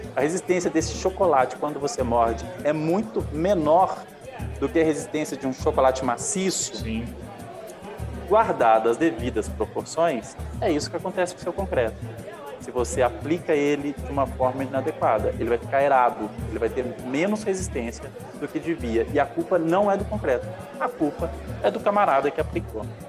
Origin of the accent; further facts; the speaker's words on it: Minas Gerais, Brazil; accent: mineiro; o sotaque é mineiro